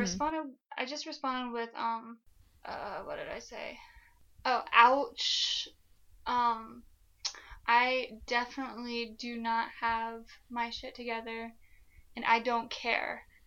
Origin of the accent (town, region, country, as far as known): Flagstaff, Arizona, United States; born or raised there